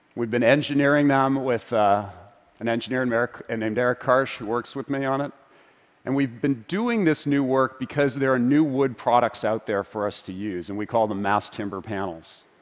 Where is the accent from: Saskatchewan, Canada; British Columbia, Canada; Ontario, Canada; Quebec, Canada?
British Columbia, Canada; Vancouver; my hometown of Vancouver